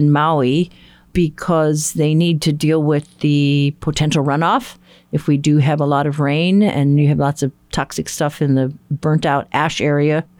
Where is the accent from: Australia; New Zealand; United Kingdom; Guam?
Guam; now in Hawaii, United States; grew up in the Western Pacific in Guam, you know, we were known as Typhoon Alley.